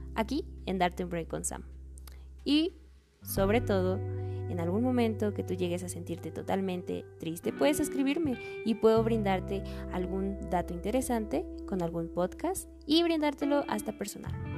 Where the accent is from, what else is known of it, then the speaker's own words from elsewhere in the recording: Mexico City, Mexico; soy de la Ciudad de México